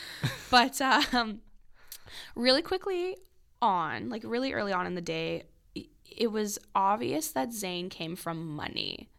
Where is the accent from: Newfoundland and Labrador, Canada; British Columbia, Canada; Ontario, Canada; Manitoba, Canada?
Manitoba, Canada; Oakbank; we grew up in Oak Bank, which is a really small community outside of Winnipeg